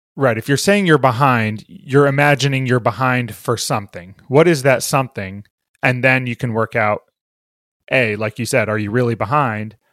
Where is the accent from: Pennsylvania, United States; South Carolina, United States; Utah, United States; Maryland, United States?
Maryland, United States; Bethesda; I grew up in Bethesda, Maryland